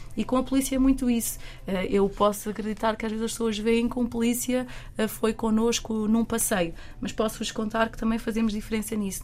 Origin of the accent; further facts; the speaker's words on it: Caldas da Rainha, Centro, Portugal; eu, que sou das Caldas da Rainha